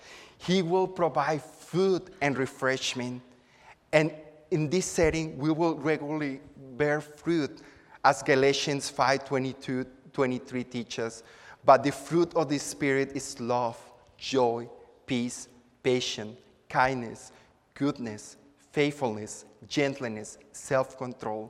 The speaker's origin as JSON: {"language": "English", "town": "Acapulco", "region": "Guerrero", "country": "Mexico", "tie": "born or raised there", "moved": "yes", "lives_now": "Houston, United States", "said": "I'm from Acapulco, which is a tropical environment on the Pacific coast of Mexico. My parents' house is near a river, and as a child, I spent many afternoons"}